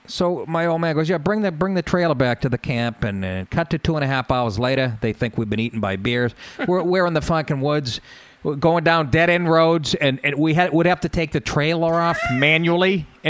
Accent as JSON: {"language": "English", "region": "Massachusetts", "country": "United States", "tie": "born or raised there", "also_born_or_lived": "Astoria, New York", "moved": "yes"}